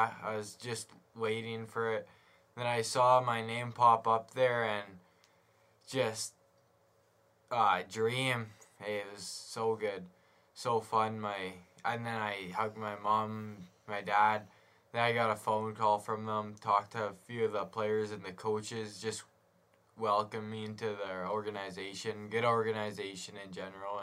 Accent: Swan River, Manitoba, Canada; born or raised there

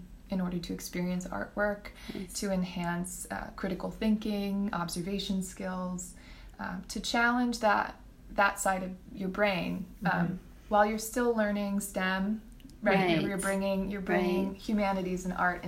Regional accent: Texas, United States; now in Fort Worth, United States; I'm born and raised in Texas and thought I would never live here again

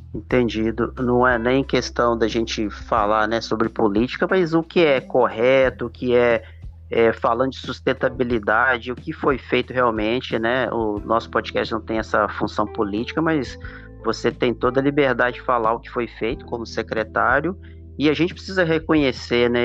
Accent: Viçosa, Minas Gerais, Brazil; moved away as an adult; also born or lived in Amapá; now in Imperatriz, Brazil; eu sou lá de Viçosa, Minas

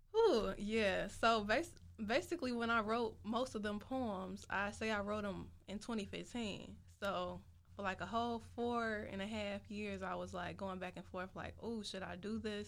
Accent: Chicago, Illinois, United States; also born or lived in South Holland, Illinois / Champaign, Illinois; I'm from Chicago, the South Side

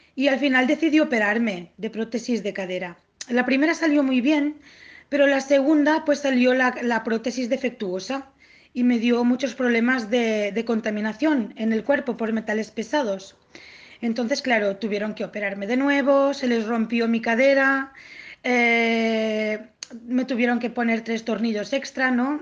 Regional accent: Tortosa, Catalonia, Spain; born or raised there; moved away as an adult; now in Barcelona, Spain

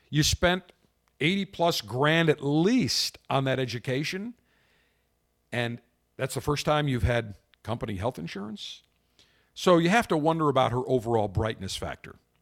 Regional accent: Buffalo, New York, United States; now in Tampa, United States; I grew up in Buffalo in the winter.

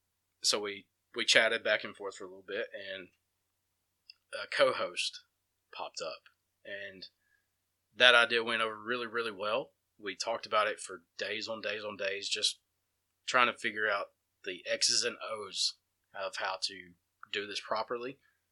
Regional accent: Empire, Alabama, United States; Shane grew up in Sipsey. I grew up in Empire. So we have, I mean, I have 12, 13 years of stories to tell you from my time in Empire.

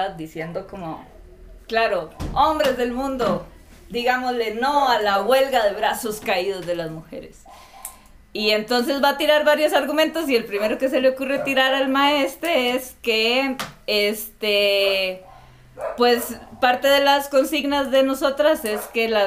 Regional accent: Costa Rica; moved away as an adult; now in Ecuador; soy de Costa Rica y no pronuncio muy bien la R.

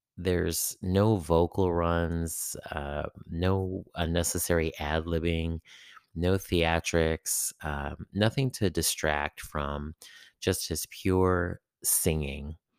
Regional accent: San Francisco Bay Area, California, United States; Growing up in the San Francisco Bay Area

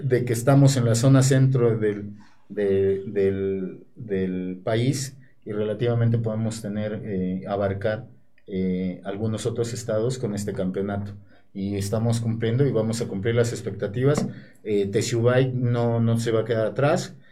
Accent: Puebla, Mexico; participar en mi tierra

